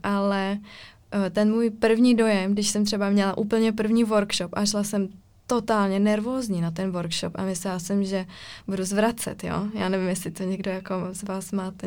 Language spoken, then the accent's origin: Czech; Ostrava, Moravian-Silesian Region, Czechia; já pocházím z Ostravy